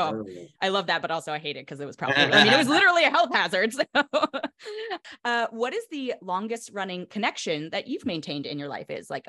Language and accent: English; California, United States; also born or lived in New York; I'm in California. I'm from California